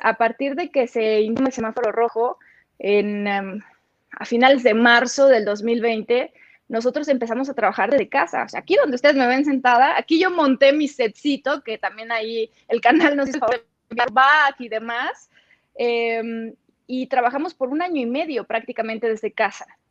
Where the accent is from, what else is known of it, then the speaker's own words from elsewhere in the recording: Los Mochis, Sinaloa, Mexico; accent: norteño; moved away as an adult; now in Mexico City, Mexico; soy de los Mochis, Sinaloa